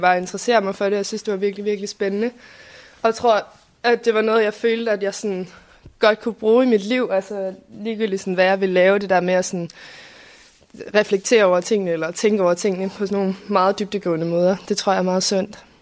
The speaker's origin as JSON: {"language": "Danish", "town": "Copenhagen", "region": "Capital Region of Denmark", "country": "Denmark", "said": "jeg er 20 år, og jeg kommer fra København"}